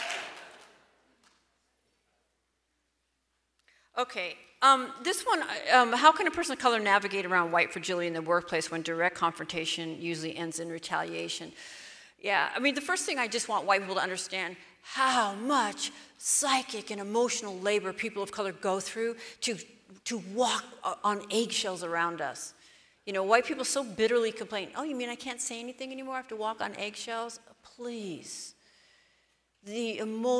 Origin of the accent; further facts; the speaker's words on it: Seattle, Washington, United States; I'm from Seattle